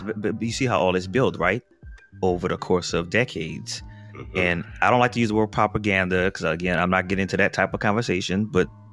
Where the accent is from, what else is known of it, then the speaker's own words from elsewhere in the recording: New Orleans, Louisiana, United States; growing up in New Orleans